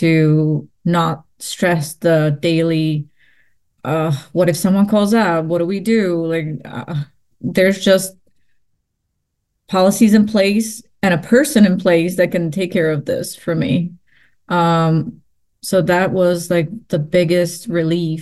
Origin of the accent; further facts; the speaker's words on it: Prague, Czechia; moved away; Prague because that is my hometown